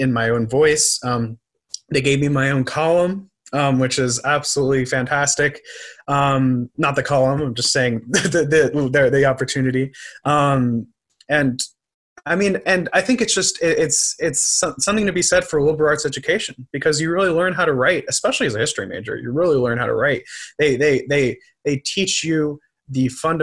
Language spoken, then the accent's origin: English; New York City, New York, United States; moved away as an adult; also born or lived in Northfield, Minnesota / St. Paul, Minnesota; I growing up in New York City